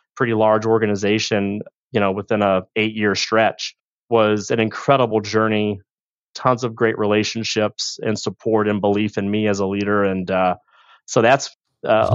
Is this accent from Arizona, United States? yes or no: no; St. Louis, Missouri, United States; also born or lived in Liberty, Missouri; born and raised in St. Louis